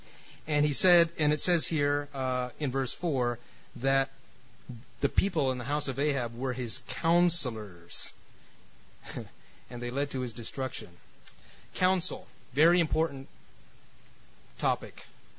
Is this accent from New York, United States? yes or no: yes; New York City, New York, United States; also born or lived in California; I'm from California, and man, we just couldn't wait to get out of New York City because New York. No offense to New York City. I mean, I'm from there originally, but it's very intense.